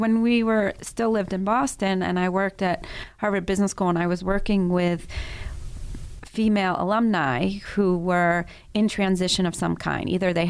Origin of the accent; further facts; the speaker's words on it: Paris, Île-de-France, France; So I grew up in Europe and started elementary school in Paris and went in the first day of elementary school in first grade and obviously didn't speak French.